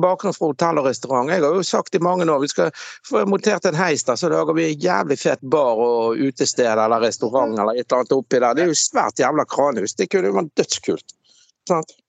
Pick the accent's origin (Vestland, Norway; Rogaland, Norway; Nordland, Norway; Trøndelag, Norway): Vestland, Norway; Bergen; moved away; jeg er fra Laksevåg